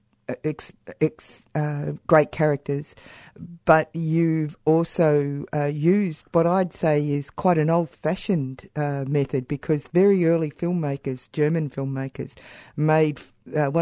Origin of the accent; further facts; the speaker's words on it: Warrnambool, Victoria, Australia; I come from Warrnambool